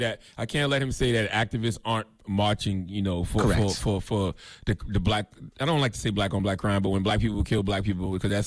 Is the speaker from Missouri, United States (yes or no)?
no; South Carolina, United States; all through my home state of South Carolina